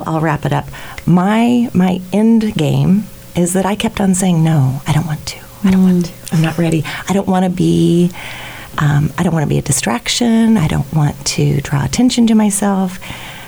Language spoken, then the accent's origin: English; Goodland, Kansas, United States; I was born and raised out in Goodland, so Our Lady of Perpetual Help Church out there in Goodland, so on the Colorado border